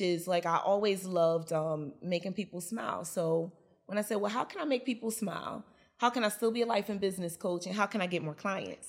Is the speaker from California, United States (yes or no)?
no; Newark, New Jersey, United States; I'm also born and raised in Newark, New Jersey.